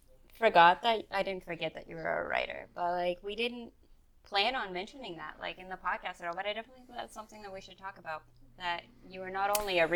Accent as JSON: {"language": "English", "region": "Pennsylvania", "country": "United States", "moved": "as an adult", "lives_now": "San Diego, United States", "said": "I live in San Diego currently. I've been here for about a year. I'm originally from Pennsylvania, but I was in the military, so I've been all over the place, both within the United States and I've been a few places internationally as well."}